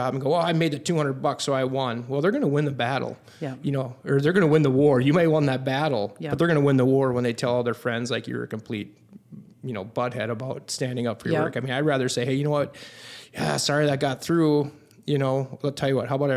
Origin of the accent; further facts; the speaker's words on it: Buffalo, Minnesota, United States; both the wife and I are born and raised in Buffalo.